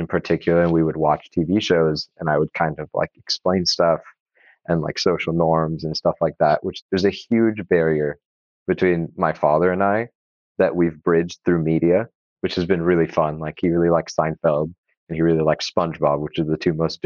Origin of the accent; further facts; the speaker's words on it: Corona, California, United States; I grew up in a small, very hot town in Southern California called Corona, Inland Empire, near kind of Riverside area